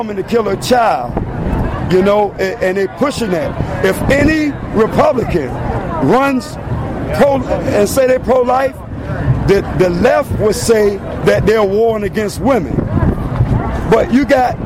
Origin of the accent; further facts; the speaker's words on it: Norfolk, Virginia, United States; I'm from Virginia, Norfolk, Virginia